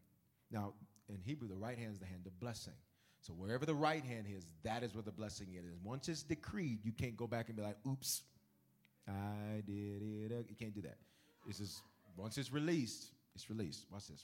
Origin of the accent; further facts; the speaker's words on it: the South, United States; I'm from the South.